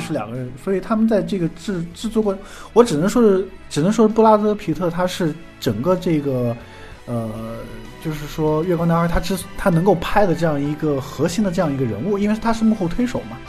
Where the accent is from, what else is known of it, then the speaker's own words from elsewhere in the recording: China; 我们中国人